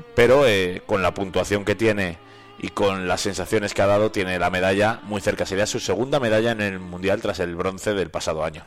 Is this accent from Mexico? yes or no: no; Valladolid, Castile and León, Spain; now in Soria, Spain; mi tierra Valladolid